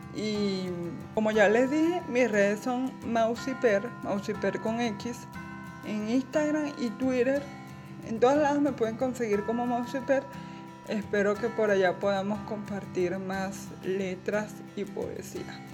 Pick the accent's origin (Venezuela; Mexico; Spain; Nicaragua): Venezuela; Carora, Lara; soy de Carora, Estado Lara, Venezuela